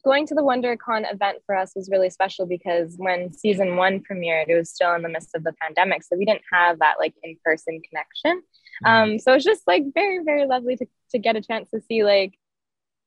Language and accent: English; Toronto, Ontario, Canada; I grew up in Toronto. I was born and raised there